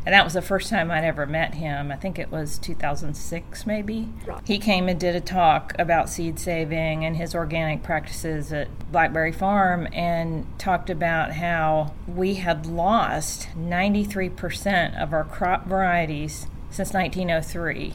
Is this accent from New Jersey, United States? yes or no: no; Cincinnati, Ohio, United States; moved away; also born or lived in Sevier County, Tennessee; I'm from Cincinnati. I was born and raised in Cincinnati